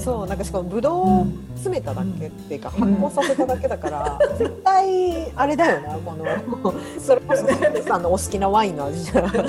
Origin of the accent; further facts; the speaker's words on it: Hokkaido, Japan; moved away; 北海道出身だから、自然で育ってきた子だから。